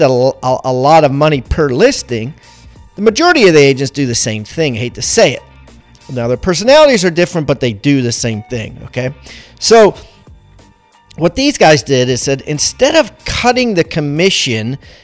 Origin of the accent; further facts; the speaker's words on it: Maryland, United States; moved away; I'm originally from Maryland